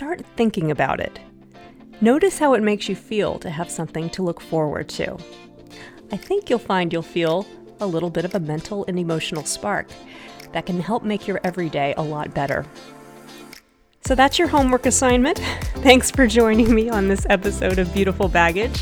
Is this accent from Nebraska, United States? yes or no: no; Dallas, Texas, United States; I grew up in Dallas, Texas.